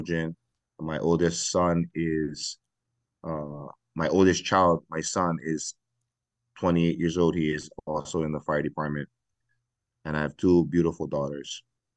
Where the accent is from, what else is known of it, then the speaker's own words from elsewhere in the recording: Hawaii, United States; I am born and raised in Hawaii. I'm native Hawaiian.